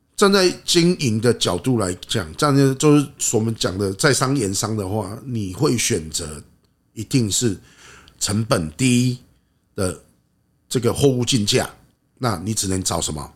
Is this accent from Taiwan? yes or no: yes; Taiwan; 我们台湾人喜欢做事情